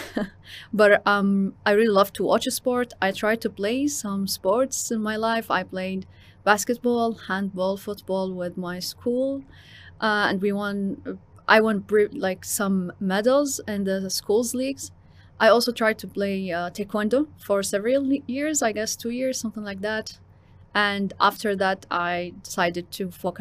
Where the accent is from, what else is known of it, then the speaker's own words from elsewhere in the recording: Qatar; also born or lived in Jordan; I'm from Jordan. I'm also half Qatari and I was born and raised here in Qatar.